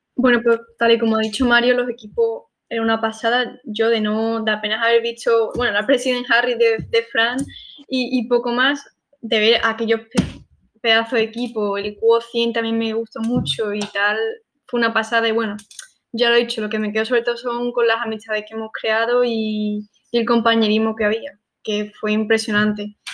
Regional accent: Sanlúcar de Barrameda, Andalusia, Spain; yo soy de Sanlúcar y vivo en una zona un poco complicada

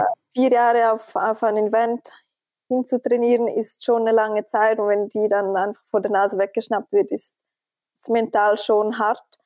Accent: Switzerland; als Schweizerin

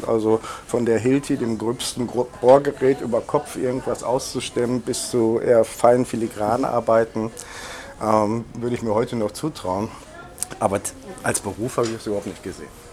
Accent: Germany; now in Berlin, Germany; der Stadtteil wo ich aufgewachsen bin, heißt Berliner Viertel.

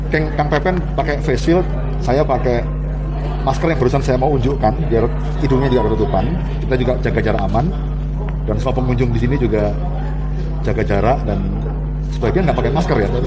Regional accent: Indramayu, West Java, Indonesia; saya orang Sunda tapi nggak bisa bahasa Sunda karena saya aslinya Indramayu

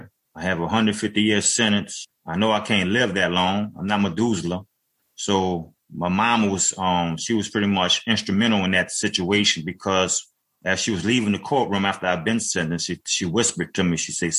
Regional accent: New Orleans, Louisiana, United States; now in Avondale, United States; from 9 years old on, because I grew up in New Orleans in Seven Ward.

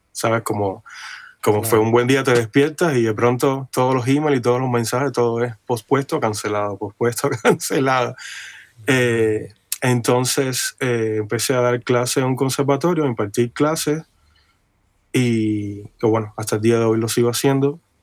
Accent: Cuba; moved away as an adult; now in Los Angeles, United States; yo vengo de Cuba, de una islita

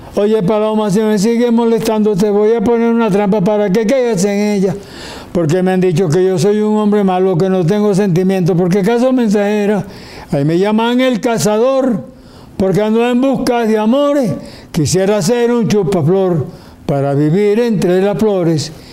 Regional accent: Valledupar, Cesar, Colombia; vengo de Valledupar

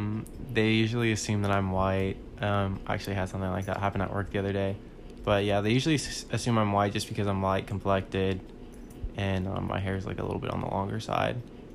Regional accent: Fort Worth, Texas, United States; I'm from Fort Worth, so I was born here.

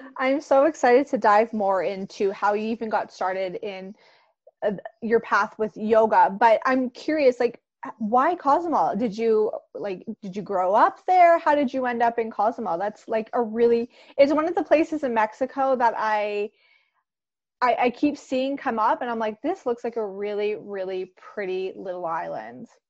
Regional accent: Canada; I'm Canadian

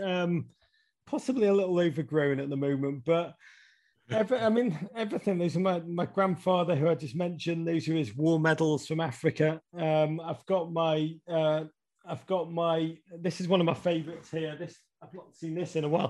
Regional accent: Liverpool, North West England, United Kingdom; moved away as an adult; now in United States; I grew up in Liverpool in the 1980s.

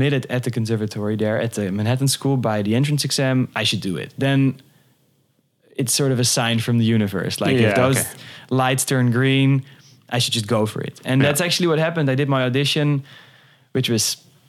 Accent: Amsterdam, North Holland, Netherlands; also born or lived in New York, United States; I'm from Amsterdam originally

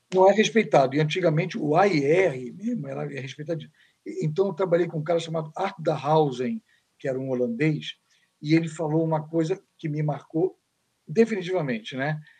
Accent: Niterói, Rio de Janeiro, Brazil; Eu sou de Niterói, sou Papa Goiaba

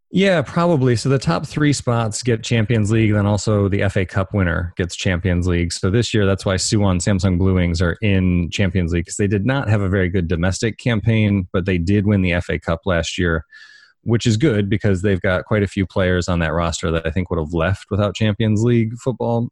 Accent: Detroit, Michigan, United States; moved away; also born or lived in Chicago; I grew up in, near Detroit

